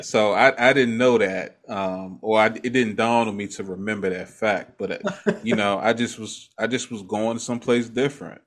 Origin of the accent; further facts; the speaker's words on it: Maryland, United States; I grew up in Maryland